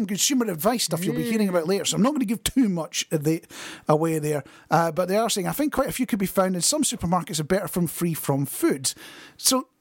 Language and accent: English; Scotland, United Kingdom; I'm Scottish.